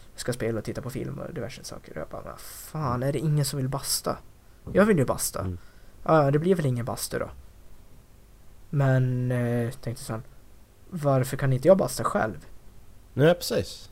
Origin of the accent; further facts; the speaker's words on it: Dalarna County, Sweden; de kompisar som jag umgås med hemma i Dalarna